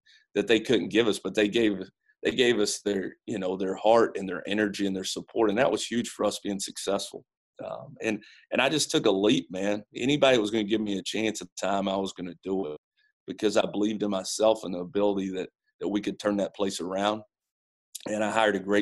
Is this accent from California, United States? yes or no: no; London, Kentucky, United States; moved away; I'm from London, Kentucky